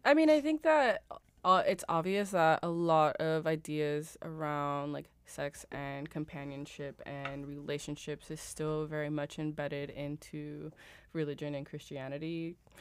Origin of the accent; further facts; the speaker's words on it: Los Angeles, California, United States; moved away as an adult; also born or lived in Berlin; I was born in Los Angeles. Uh, I also went to school out there